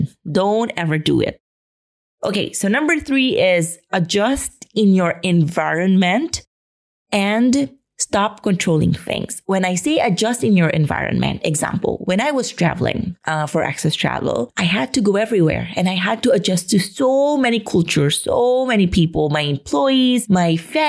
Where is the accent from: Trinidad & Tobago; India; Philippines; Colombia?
Philippines; moved away as an adult; now in Spain; get out of my home country